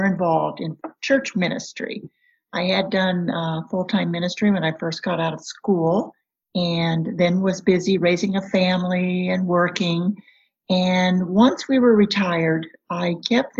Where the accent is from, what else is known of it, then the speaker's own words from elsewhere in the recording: Kansas, United States; moved away as an adult; also born or lived in Michigan; I grew up in a small town in Kansas